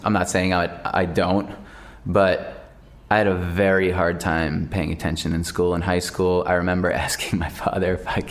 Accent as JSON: {"language": "English", "country": "United States", "said": "I don't like calling it football because then I feel like a poser because I'm American."}